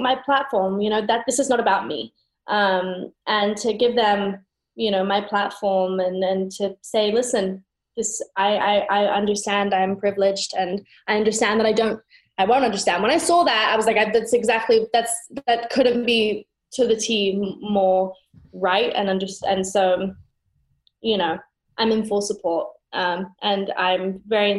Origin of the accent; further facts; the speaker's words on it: United Kingdom; I'm British